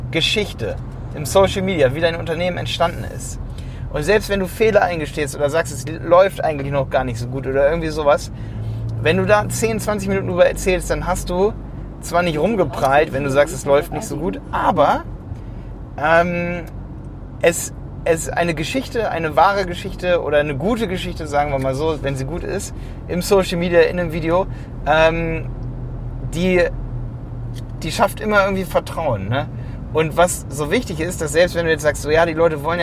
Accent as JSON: {"language": "German", "town": "Hildesheim", "region": "Lower Saxony", "country": "Germany", "said": "ich komme aus Hildesheim."}